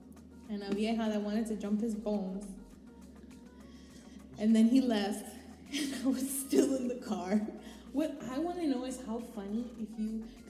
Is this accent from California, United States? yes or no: yes; Los Angeles, California, United States; I was born in Pioneer Hospital, which is now a Vietnamese supermarket.